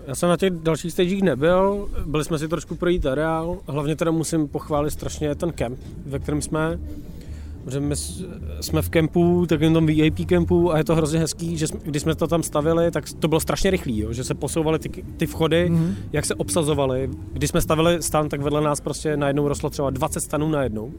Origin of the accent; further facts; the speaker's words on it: Czechia; my jsme jediní Češi